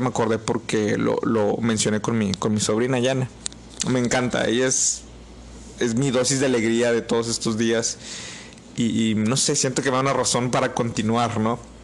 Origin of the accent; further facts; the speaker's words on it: Mexico; Somos mexicanos y somos desmadrosos